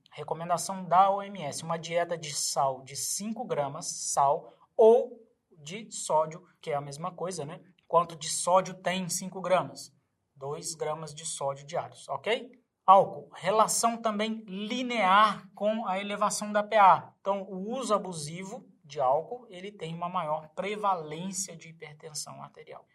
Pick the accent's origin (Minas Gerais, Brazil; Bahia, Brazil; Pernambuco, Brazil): Minas Gerais, Brazil; Eu, como mineiro